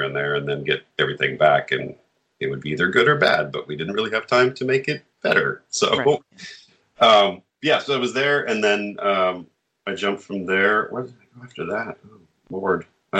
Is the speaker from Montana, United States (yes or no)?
yes; Montana, United States; now in Los Angeles, United States; I came to LA from Montana and wanted to be an actor.